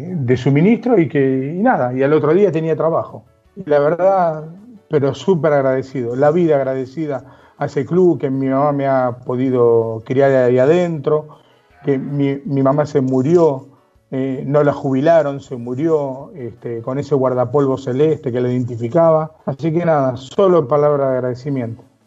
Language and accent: Spanish; Buenos Aires, Argentina; yo nací, nacido y criado en La Boca